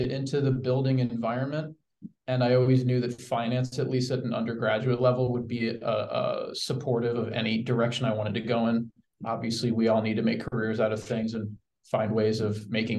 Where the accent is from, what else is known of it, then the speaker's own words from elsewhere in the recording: Red Bank, New Jersey, United States; also born or lived in Syracuse / Seattle; now in Kansas City, United States; I'm originally from the East Coast and from Red Bank, New Jersey, Jersey Shore